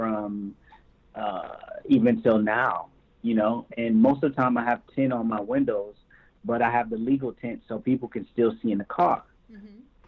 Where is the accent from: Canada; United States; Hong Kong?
United States; Michigan; now in California, United States; growing up in Michigan